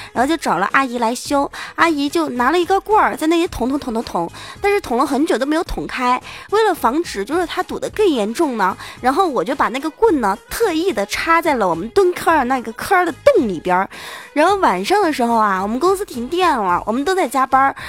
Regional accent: China; 我们中国人那叫黄

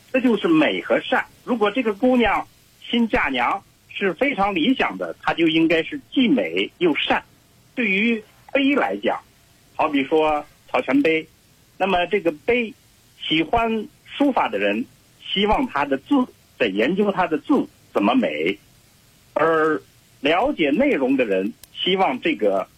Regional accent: Shaanxi, China; 尤其像陕西，因为我老家在那儿嘛，我太熟悉了

